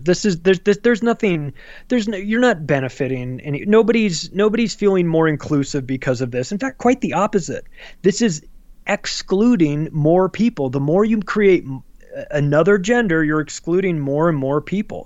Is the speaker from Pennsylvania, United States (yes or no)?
no; Palm Springs, California, United States; I grew up in Palm Springs, California, huge gay community